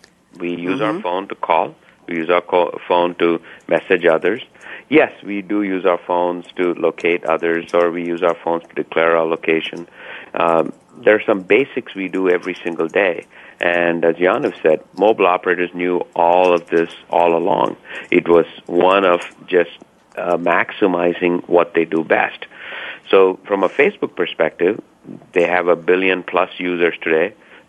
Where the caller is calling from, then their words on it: Seattle, Washington, United States; I'm calling from Seattle, Washington